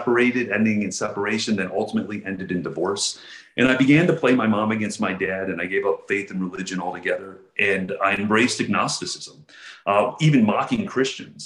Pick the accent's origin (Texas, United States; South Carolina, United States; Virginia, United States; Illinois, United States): Texas, United States; Houston; I grew up in Houston, Texas, on the north side of Houston, in the 80s and 90s